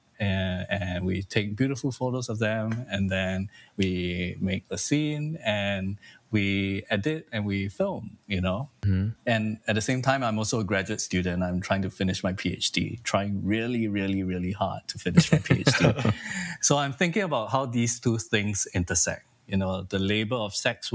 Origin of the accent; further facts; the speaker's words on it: Singapore; I'm from Singapore, and there's corporal punishment in our education system